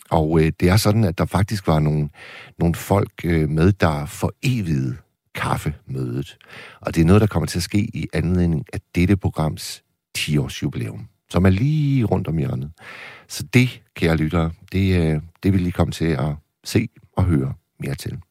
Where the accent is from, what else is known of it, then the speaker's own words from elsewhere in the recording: Hirtshals, North Denmark Region, Denmark; Det er deroppe på min øh, hjemmeegn. Jeg er jo fra Hirtshals.